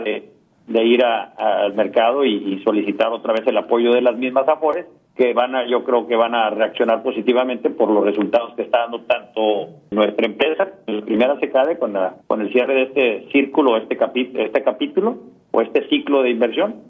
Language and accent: Spanish; Tamaulipas, Mexico; Originalmente arrancamos en Matamoros, Tamaulipas, somos tamaulipecos